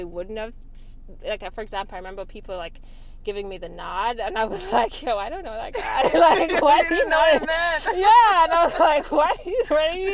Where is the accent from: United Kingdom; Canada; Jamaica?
Jamaica; now in United States; when I spent most of my time in Jamaica